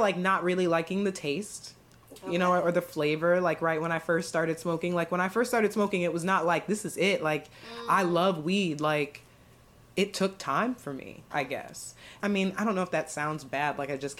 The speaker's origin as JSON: {"language": "English", "town": "Akron", "region": "Ohio", "country": "United States", "tie": "born or raised there", "said": "my hometown of Akron, Ohio"}